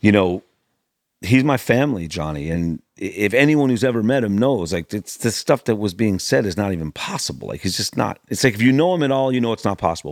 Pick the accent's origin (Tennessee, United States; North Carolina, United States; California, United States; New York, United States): California, United States; Los Angeles; I grew up in the hills above the Sunset Strip